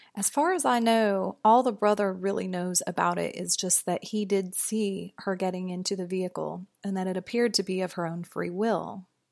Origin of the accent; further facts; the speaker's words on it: St. Joseph, Missouri, United States; my hometown, Saint Joseph, Missouri